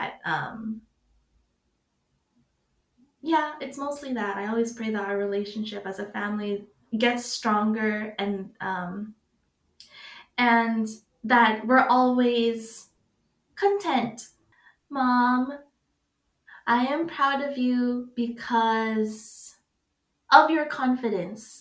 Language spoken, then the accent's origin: English; United States; me growing up in America